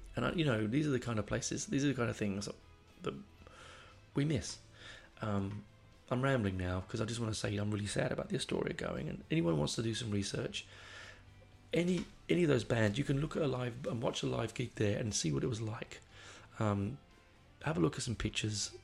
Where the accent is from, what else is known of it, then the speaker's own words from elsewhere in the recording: London, United Kingdom; moved away; I grew up on the Northern Line, which is a shithole of a of a train line